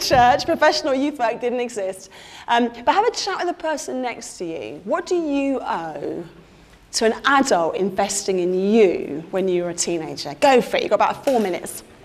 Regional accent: London, United Kingdom; moved away as an adult; now in Blackburn, United Kingdom; I'm a Londoner through and through, a Southerner married to a northerner

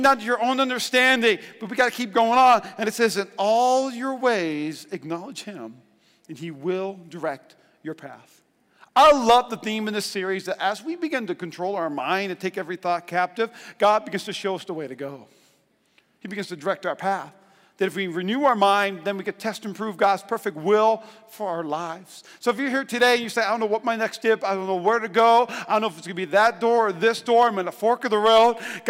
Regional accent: North Dakota, United States; I'm from North Dakota.

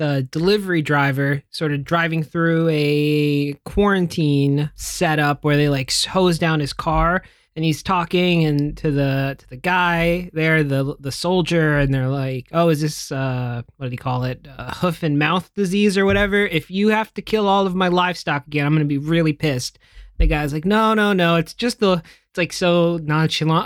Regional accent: United States; as an American

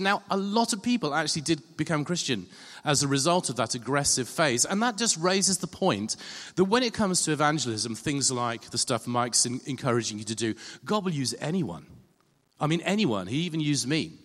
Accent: England, United Kingdom; being English

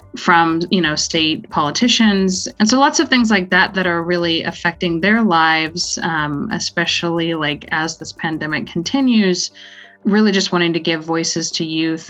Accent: Austin, Texas, United States; I was born in Austin, Texas, and uh, currently live in the area

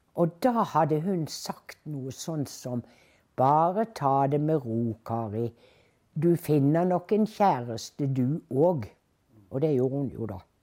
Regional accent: Bergen, Vestland, Norway; moved away as an adult; now in Oslo, Norway; i min hjemby Bergen

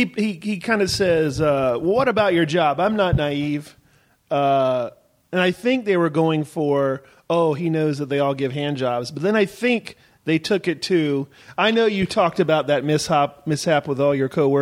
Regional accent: the South, Southern United States, United States; I am a Southerner.

